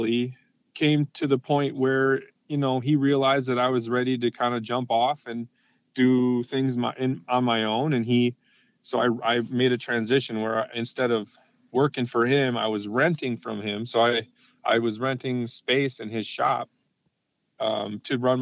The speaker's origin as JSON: {"language": "English", "town": "Round Lake", "region": "Illinois", "country": "United States", "tie": "born or raised there", "moved": "yes", "lives_now": "Milwaukee, United States", "said": "I was raised literally raised in a aftermarket motorcycle shop. I was born in Round Lake, Illinois, where my dad had a shop at the house."}